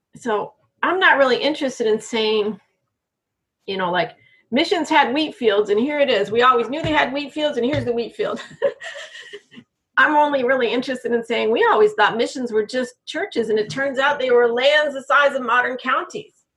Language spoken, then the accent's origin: English; Berkeley, California, United States; I grew up in Berkeley, like 63 to 81